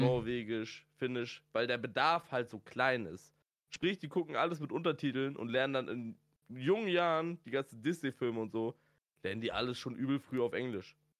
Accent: Schleswig-Holstein, Germany; ich bin Schleswig-Holsteiner

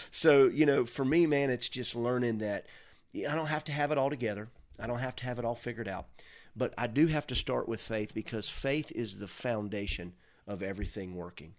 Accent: Mims, Florida, United States; I'm from Mims. I mean, there's one blinking light

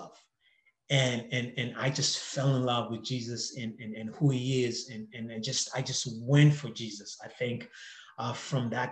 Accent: Zimbabwe; moved away as an adult; now in Canada; I grew up in Zimbabwe, and growing up in Zimbabwe

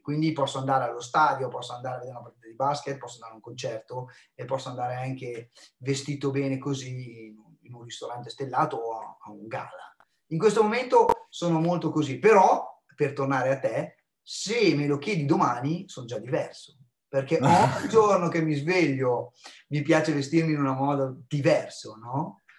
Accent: small town near Bologna, Emilia-Romagna, Italy; Io sono di Alteto, non di Bologna, Teto, ancora più piccolo, quattromila abitanti

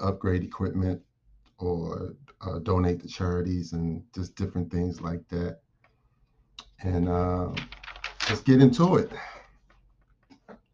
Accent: Baltimore, Maryland, United States; moved away as an adult; I grew up in Baltimore, Maryland

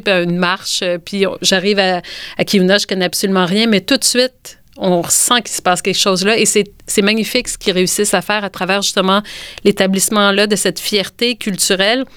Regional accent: Quebec, Canada; notre identité en tant que Québécois

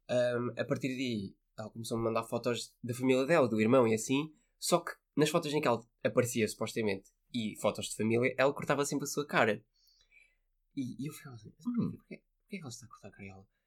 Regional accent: Porto, Porto District, Portugal; now in Lisbon, Portugal; sou do Porto, estou em Lisboa e, e passo férias

